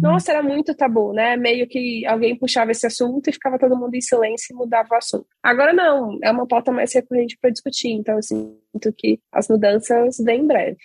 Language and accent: Portuguese; Belo Horizonte, Minas Gerais, Brazil; eu sou mineira, sou de Belo Horizonte